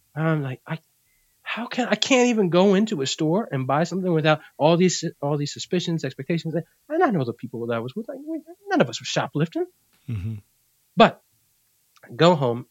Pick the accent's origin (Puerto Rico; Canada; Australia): Puerto Rico; I'm Puerto Rican. mm-hmm. I'm from Puerto Rico.